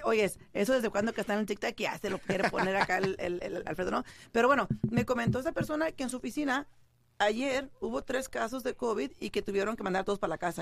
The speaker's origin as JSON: {"language": "Spanish", "town": "San Jose", "region": "California", "country": "United States", "moved": "yes", "said": "yo soy de allá de San José, California, y por lo general allá, yo, eh, te mencionaba a ti que en una casa pequeña vivían tres, o cuatro familias"}